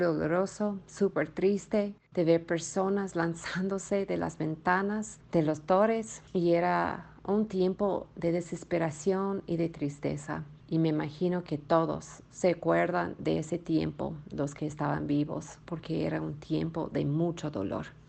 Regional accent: United States; Spanish is a second language; moved away; also born or lived in Florida; Yo soy de los Estados Unidos

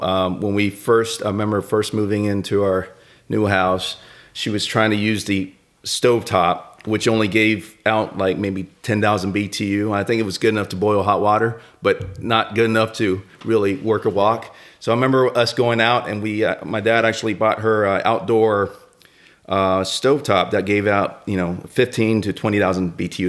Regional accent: Atlanta, Georgia, United States; growing up in Atlanta

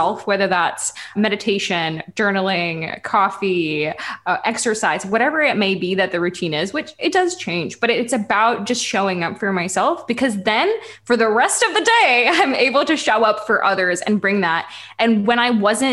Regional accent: Ukraine; I come from Ukraine

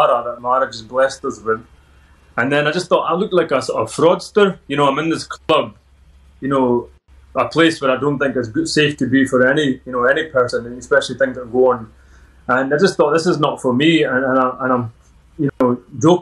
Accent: Edinburgh, Scotland, United Kingdom; accent: Scottish; I was born in Edinburgh, local lad, and born in a Sikh family

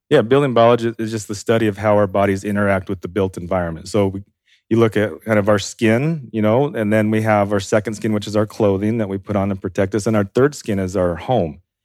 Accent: Idaho, United States; I'm from Idaho

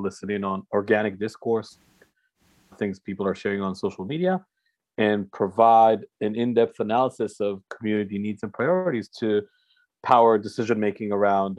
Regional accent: Boston, Massachusetts, United States; now in Tel Aviv, Israel; I was born in Boston

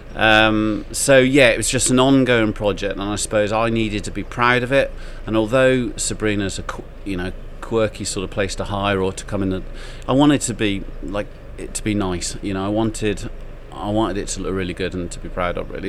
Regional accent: Clun, West Midlands, United Kingdom; also born or lived in London; Shropshire born and bred. Mm-hmm. Um, I grew up around Clun Bishop's Castle area.

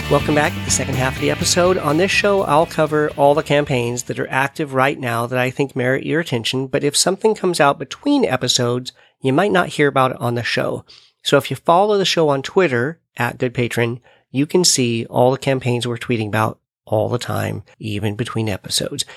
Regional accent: United States; my home country of the USA

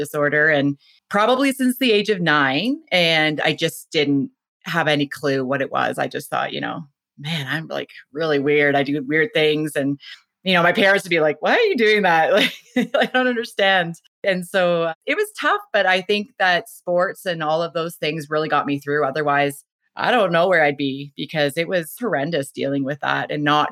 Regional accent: Whitby, Ontario, Canada; moved away; I grew up out east in Ontario. I was born and raised there in Whitby, Ontario

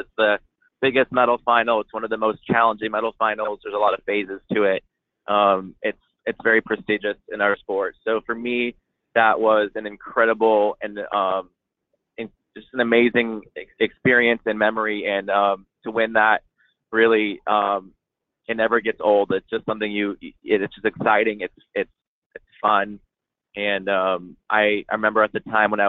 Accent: Coto de Caza, California, United States; my facility in Coto de Caz. That's my hometown, where I was born and raised and where I started riding.

